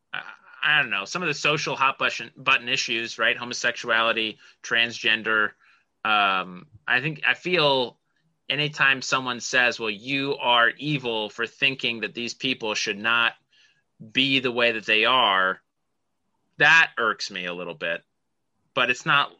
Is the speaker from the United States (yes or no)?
yes; Utah, United States; growing up in Utah